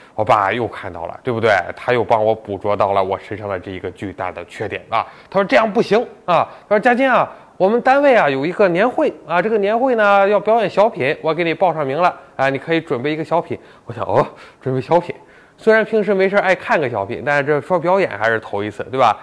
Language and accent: Chinese; Tai'an, Shandong, China; 我老家台湾的